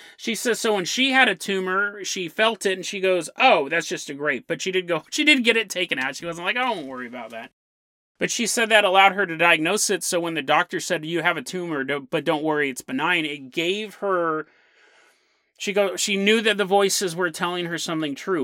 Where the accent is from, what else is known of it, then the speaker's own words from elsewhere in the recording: San Lorenzo, California, United States; when I grew up in San Lorenzo, one of the places I grew up